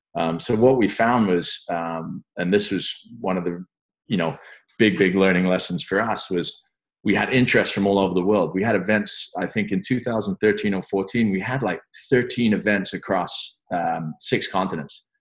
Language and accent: English; London, United Kingdom; also born or lived in France; growing up in London